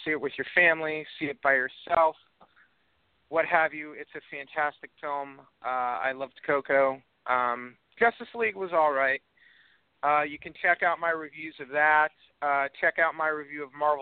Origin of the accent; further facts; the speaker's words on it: Texas, United States; I grew up in Texas